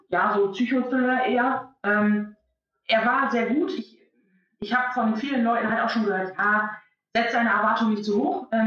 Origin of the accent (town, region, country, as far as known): East Frisia, Lower Saxony, Germany